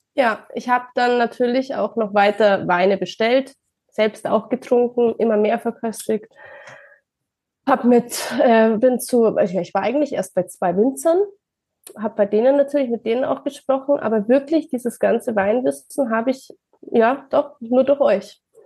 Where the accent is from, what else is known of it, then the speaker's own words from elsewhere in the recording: Ingolstadt, Bavaria, Germany; ich komme aus Bayern, aus der schönen Ingolstadt